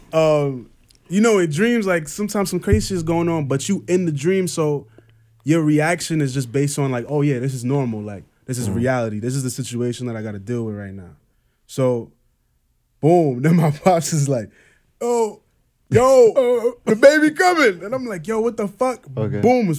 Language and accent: English; Trinidad & Tobago; now in United States; Oh, you in America and shit, like, you got it. I'm from Trinidad. I was born in Trinidad.